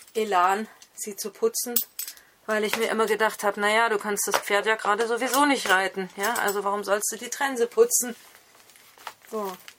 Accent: Esslingen am Neckar, Baden-Württemberg, Germany; Ich bin nämlich in Esslingen am Neckar geboren

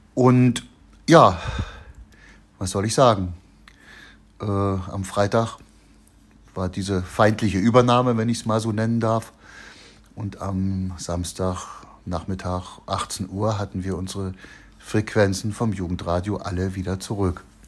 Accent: Chemnitz, Saxony, Germany; also born or lived in Machern; bei uns in Karmarkstadt

